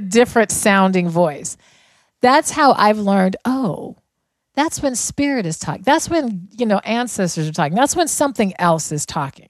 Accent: Denver, Colorado, United States; I grew up in Denver

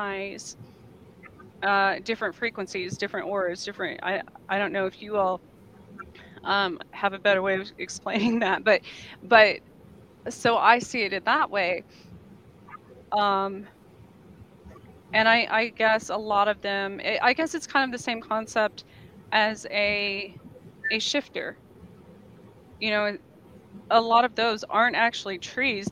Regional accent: Gila wilderness, New Mexico, United States; I grew up in the Gila wilderness

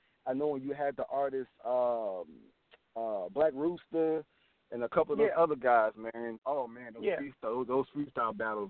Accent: South Carolina, United States; I'm out of South Carolina, bro.

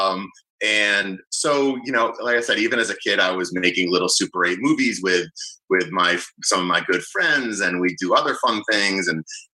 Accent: Boston, Massachusetts, United States; now in New Jersey, United States; even though I'm based in New Jersey, I'm actually a Boston native. So I grew up in the North Shore of Boston

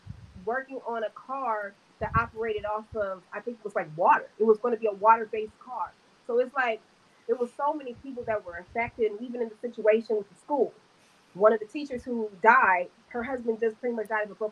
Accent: California, United States; moved away; I'm born and raised in California.

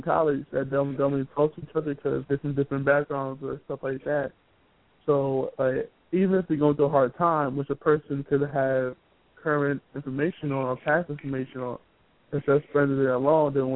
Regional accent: Brooklyn, New York, United States; now in Pennsylvania, United States; I'm from Brooklyn, for the New Project. I currently live in Pennsylvania

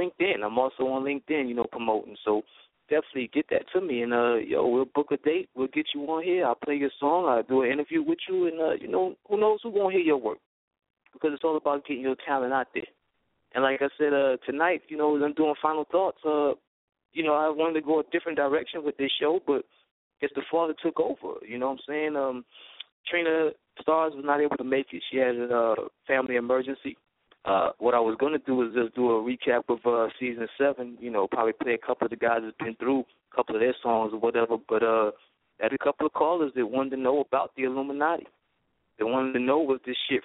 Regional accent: Brooklyn, New York, United States; I'm from Brooklyn

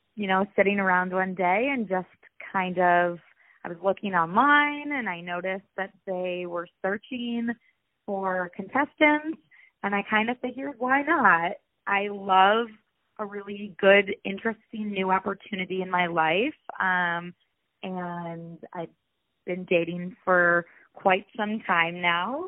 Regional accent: Rochester, New York, United States; moved away as an adult; also born or lived in Ohio; now in Los Angeles, United States; I'm originally from upstate New York, Rochester to be exact

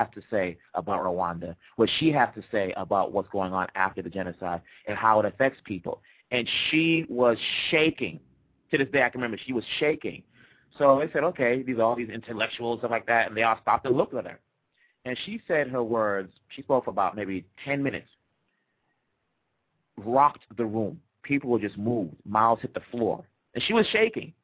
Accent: United States; you'll think I'm from America. I grew up, you know, I was born here.

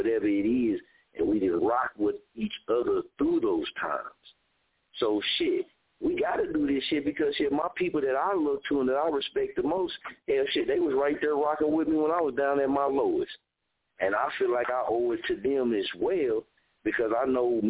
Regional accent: Muskogee, Oklahoma, United States; moved away; when I came back to my hometown, I didn't get that welcome to my arms on the streets

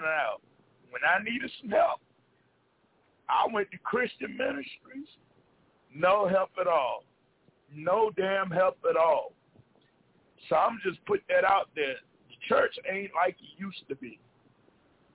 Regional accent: the South, United States; I come from the South.

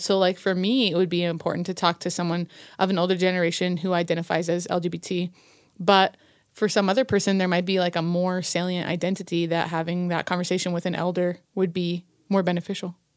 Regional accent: Colorado, United States; also born or lived in Virginia; From Colorado. I'm a Coloradan

